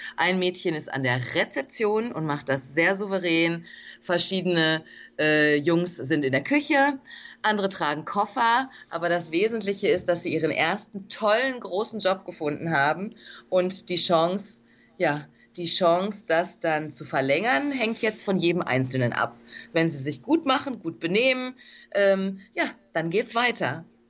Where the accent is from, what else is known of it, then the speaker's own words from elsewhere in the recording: Germany; moved away as an adult; now in Dominican Republic; ich bin Deutsche, ich bin aus Deutschland entsandt worden von der NPH Kinderhilfe